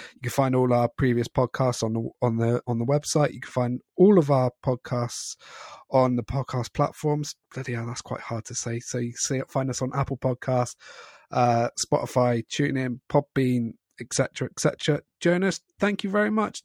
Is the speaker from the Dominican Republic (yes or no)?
no; Scotland, United Kingdom; I'm also Scottish